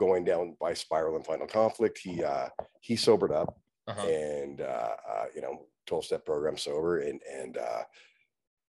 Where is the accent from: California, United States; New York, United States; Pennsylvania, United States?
California, United States; Fullerton; I grew up in Fullerton